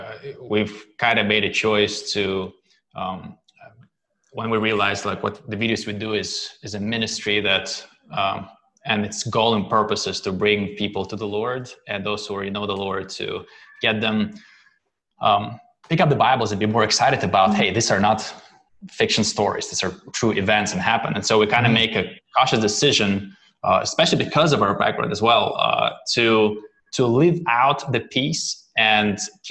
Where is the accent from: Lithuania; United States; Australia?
Lithuania; born there; English is a second language; I was born in Lithuania, but back at the time it was USSR